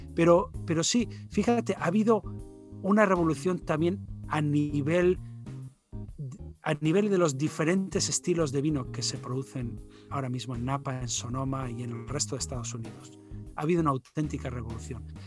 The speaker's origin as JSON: {"language": "Spanish", "region": "Basque Country", "country": "Spain", "said": "soy eh, de origen español, eh, vasco del, de la zona norte"}